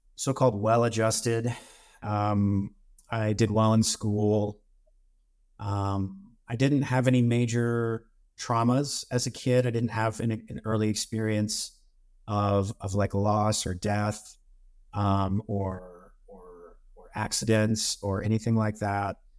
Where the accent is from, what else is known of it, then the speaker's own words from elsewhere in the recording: Missouri, United States; moved away as an adult; also born or lived in California; I'm from Missouri, and I live back in Missouri now